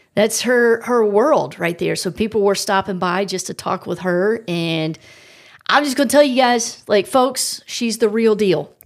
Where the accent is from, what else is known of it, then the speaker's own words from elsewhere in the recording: South Carolina, United States; I'm from South Carolina.